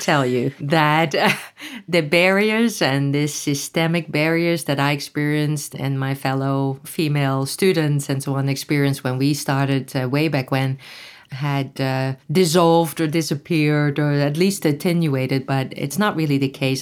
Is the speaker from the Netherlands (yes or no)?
yes; Netherlands; moved away; I grew up in Holland